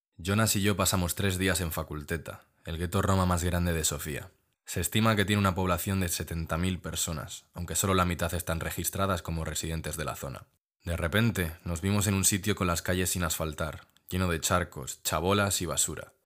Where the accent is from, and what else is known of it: Spain